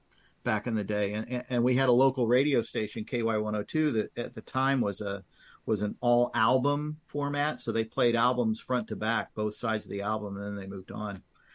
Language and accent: English; Kansas City, United States; also born or lived in Lawrence, Kansas; growing up around Kansas City and Lawrence